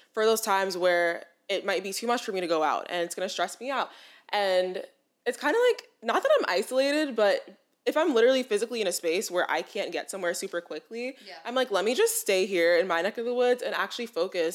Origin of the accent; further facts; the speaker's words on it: New York City, New York, United States; I am from New York, so like I still live at home